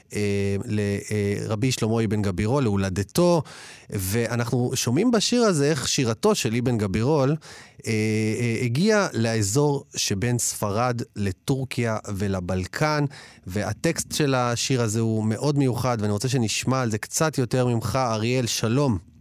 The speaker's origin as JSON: {"language": "Hebrew", "country": "Israel", "said": "אני ישראלי, אני פה בתרבות הישראלית"}